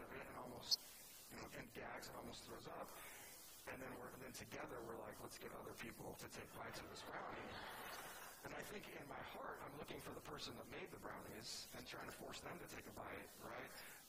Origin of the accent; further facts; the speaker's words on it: California, United States; Like, I'm from California, and I looked at the city from East Boston once